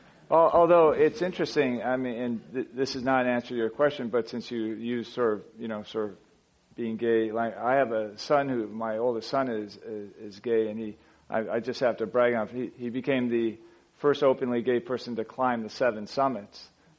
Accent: United States; I'm an American Fortune 250 CEO.

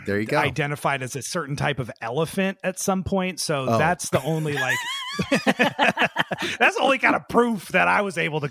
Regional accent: Seattle, Washington, United States; we're from Seattle

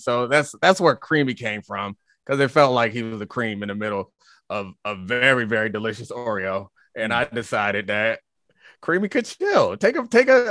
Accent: Baltimore, Maryland, United States; I'm from Baltimore

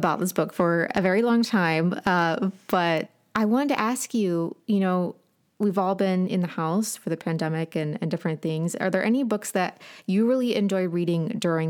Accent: Appalachia, United States; I'm from Appalachia.

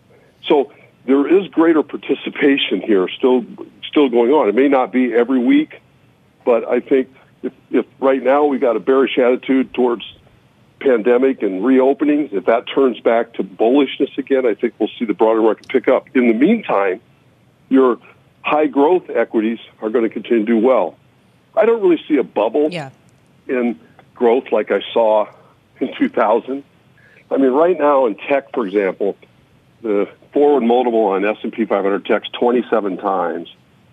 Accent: Iowa, United States; In the early 80s, we had basically a depression in energy and agriculture in my home state of Iowa.

